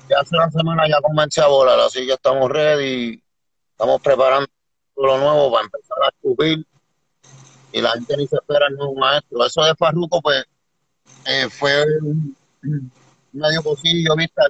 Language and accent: Spanish; Puerto Rico; moved away; also born or lived in New Jersey; yo vengo de la isla